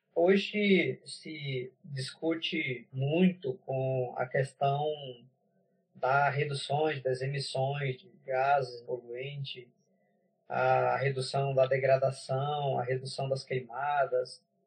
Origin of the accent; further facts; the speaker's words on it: Huni Kuin territory, Acre, Brazil; Eu sou do Acre, moro no, sou do território Runicuim, no Maquiá, que fica no médio Rio Joinvira. Eu sou Runicuim